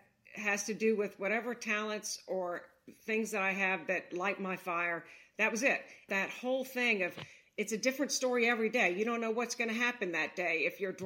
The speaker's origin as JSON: {"language": "English", "town": "Baton Rouge", "region": "Louisiana", "country": "United States", "tie": "born or raised there", "also_born_or_lived": "New York City / Staten Island / Miami, Florida", "moved": "as an adult", "lives_now": "Cincinnati, United States", "said": "I grew up down there"}